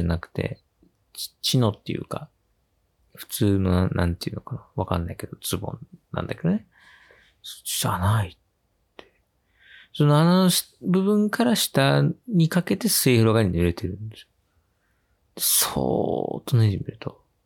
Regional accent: Yokohama, Kanagawa, Japan; 地元の横浜

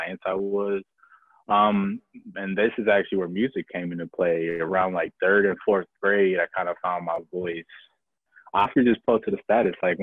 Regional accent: Milwaukee, Wisconsin, United States; also born or lived in Kenosha, Wisconsin; I was born in Kenosha. But the way my history and my past is set up, I was adopted. So really, like, I like to say born and raised in Milwaukee

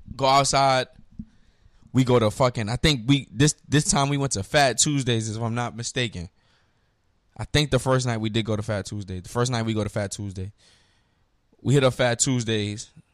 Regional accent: New York, United States; I'm from New York.

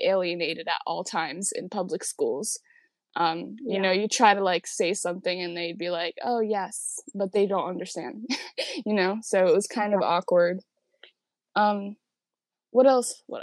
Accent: New York City, New York, United States; I was born and raised in Queens, New York

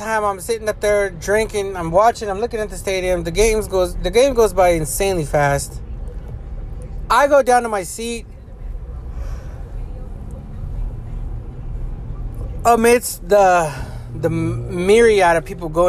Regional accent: Los Angeles, California, United States; I come from

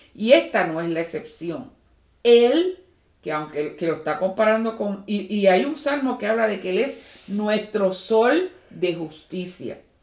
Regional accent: Puerto Rico; moved away; los que venimos de Puerto Rico

